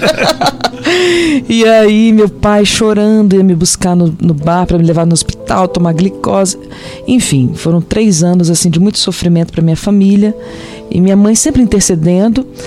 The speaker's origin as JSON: {"language": "Portuguese", "town": "Vitória", "region": "Espírito Santo", "country": "Brazil", "said": "Eu sou de Vitória, sou capixaba do Espírito Santo."}